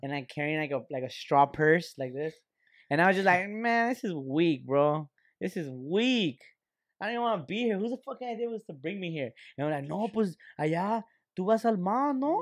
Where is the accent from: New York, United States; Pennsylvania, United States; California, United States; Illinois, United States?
California, United States; Lynwood; we're just kids from the fucking Linwood